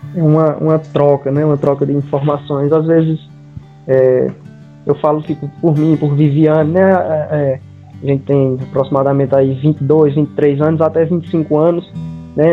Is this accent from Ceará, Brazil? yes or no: yes; Caririaçu, Ceará, Brazil; eu também sou de Caririaçu